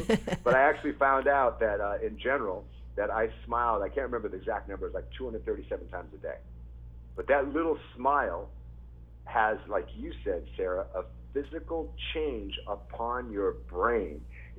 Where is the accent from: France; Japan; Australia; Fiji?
Japan; born there; Like I said earlier, I was born in Japan. My dad was in the military. He was a Marine.